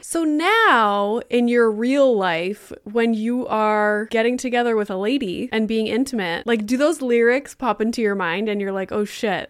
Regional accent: Northern Ontario, Canada; moved away as an adult; also born or lived in Boca Raton; as a kid growing up in Northern Ontario

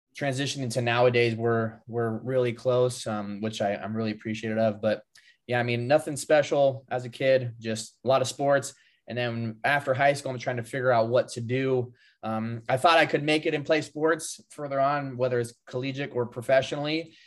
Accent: just above Sacramento, Northern California, United States; I grew up in Northern California, uh, just above Sacramento

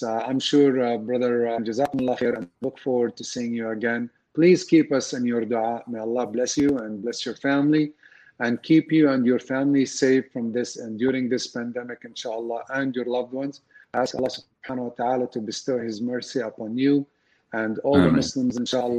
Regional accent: Dallas, Texas, United States; we are from North Dallas

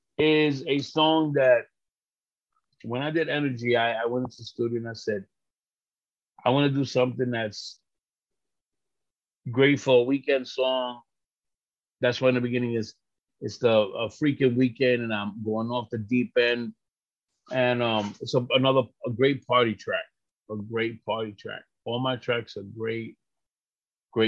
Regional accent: Puerto Rico; So, I'm from Puerto Rico. Big fucking whoop-de-doo. I can't vote for the president. I could only vote for that fucking politician that we have in Puerto Rico

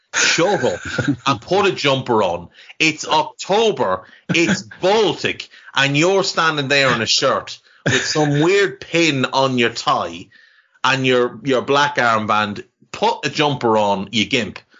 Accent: Navan, County Meath, Ireland; I grew up in Ireland in the 80s and 90s

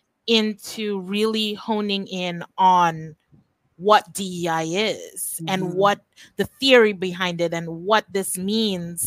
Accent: Trinidad & Tobago; moved away as an adult; also born or lived in Japan / New York, United States / California, United States / Belize; I'm originally from Trinidad and Tobago. But I've lived the majority of my adult life outside of Trinidad.

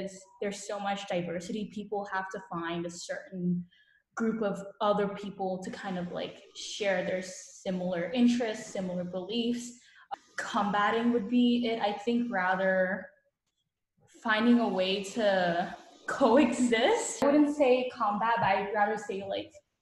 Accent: Vietnam; now in United States; I'm from Vietnam

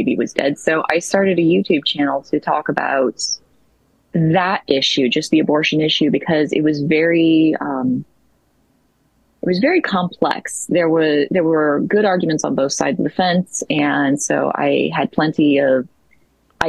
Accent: the North, United States; moved away as an adult; now in the South, United States; I grew up in the North. I won't tell you where that is either necessarily, but I grew up in a very, very rural, very isolated northern area of the country.

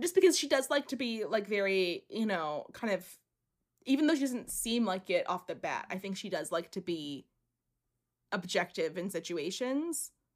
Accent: United States; accent: American; my American accent

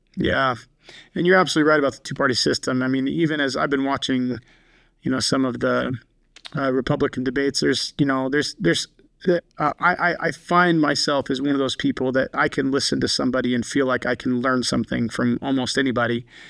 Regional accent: Colstrip, Montana, United States; now in Salt Lake City, United States; the community I grew up in, Colstrip, Montana

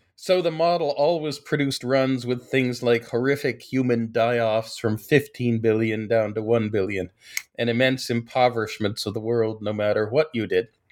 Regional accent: Washington, District of Columbia, United States; born or raised there

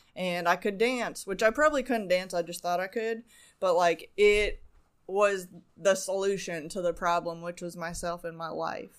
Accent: Arizona, United States; moved away; also born or lived in Canada / Las Vegas; I was born in Canada, but, um, I grew up mostly in Arizona.

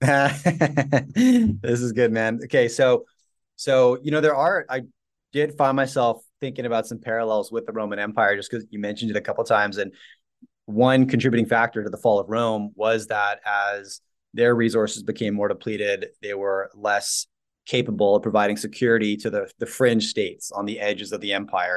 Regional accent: Canada; as a Canadian

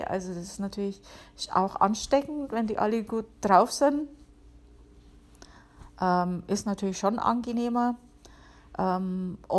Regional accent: Bavaria, Germany; Wie man hören kann, ich bin ja aus Bayern, ähm, genau zu sein aus der Oberpfalz. Und ich bin halt irgendwie auch so, so ein grantiger Oberpfälzer manchmal.

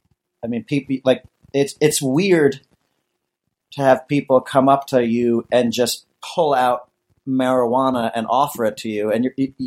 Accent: United States; I'm from America.

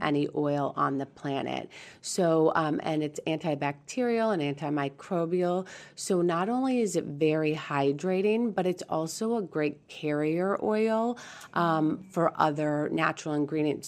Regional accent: San Diego, California, United States; also born or lived in Beaumont, Texas; we are from San Diego

